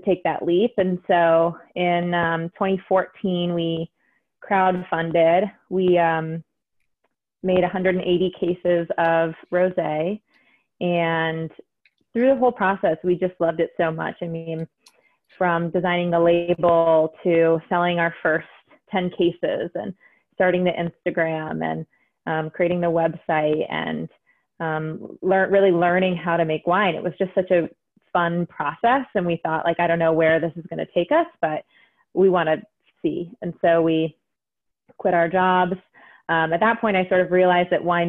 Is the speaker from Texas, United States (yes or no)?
no; Napa, California, United States; also born or lived in Silver Lake, Los Angeles; I grew up here. My parents worked in wine.